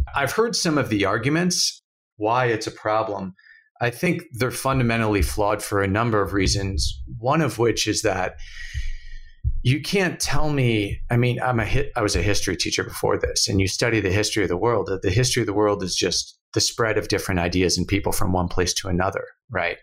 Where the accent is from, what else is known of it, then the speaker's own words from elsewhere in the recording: United States; moved away; an American who lives abroad